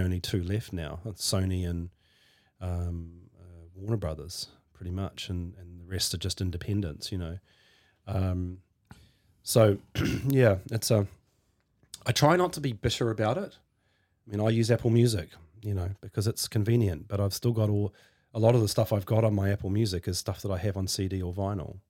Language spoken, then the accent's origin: English; Hawke's Bay, New Zealand; also born or lived in Norsewood; the place where I first grew up was Hawke's Bay when I was a kid